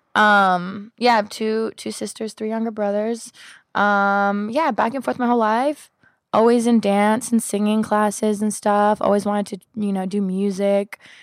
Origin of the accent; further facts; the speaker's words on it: Los Angeles and Sacramento, California, United States; I grew up half here in L A and half in Sacramento